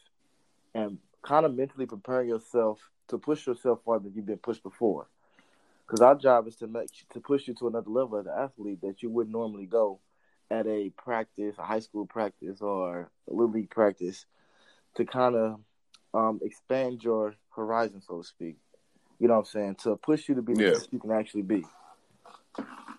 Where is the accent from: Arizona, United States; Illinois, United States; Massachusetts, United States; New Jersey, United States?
Illinois, United States; East St. Louis; moved away; also born or lived in Missouri; I'm originally from East St. Louis, Illinois.